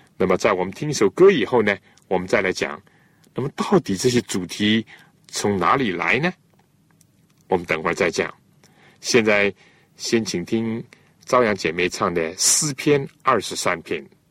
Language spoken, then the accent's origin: Chinese; China; 我们中国人